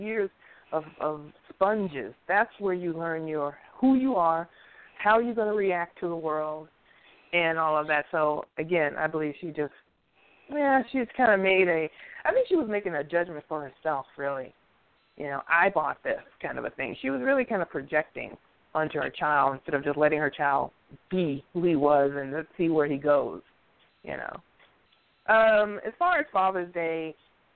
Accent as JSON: {"language": "English", "region": "New York", "country": "United States", "tie": "born or raised there", "said": "when I was growing up in New York"}